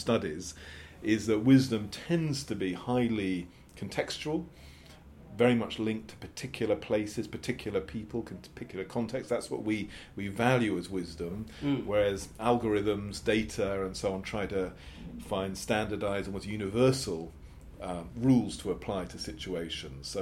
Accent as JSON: {"language": "English", "region": "England", "country": "United Kingdom", "said": "I am British English"}